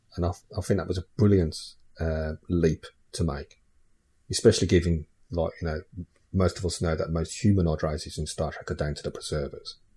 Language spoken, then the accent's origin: English; England, United Kingdom; my parents are Irish. So, you know, characteristically, uh, and genetically, I could say I'm Irish. But because I'm, I'm I live in England and, yeah, you know, I've lived there since I was, like, one year old. I class myself as English